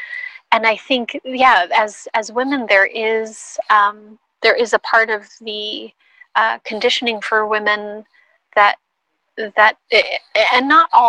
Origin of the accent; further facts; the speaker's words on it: Philippines; as a Filipina, I know that a big piece of our culture is to be collective.